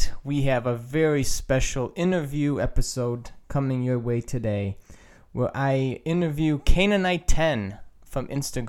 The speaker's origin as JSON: {"language": "English", "region": "Illinois", "country": "United States", "moved": "yes", "said": "Oh, you know, I'm originally from Illinois"}